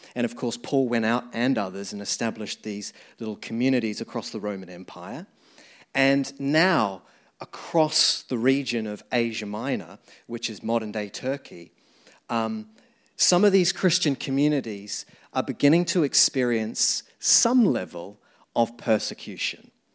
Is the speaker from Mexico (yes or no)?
no; New Zealand; moved away as an adult; now in London, United Kingdom; as you can tell the accent, I grew up in New Zealand, moved here about, um, fourteen years ago now